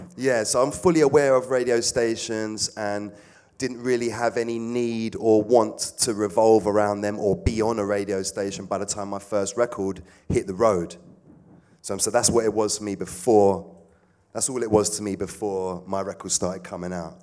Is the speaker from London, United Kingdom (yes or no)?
yes; London, United Kingdom; I'm from South. Always been around Clapham, Brixton, Streatham, Stockwell, Balham